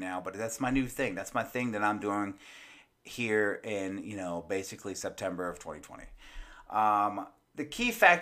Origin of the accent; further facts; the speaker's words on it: United States; I'm American.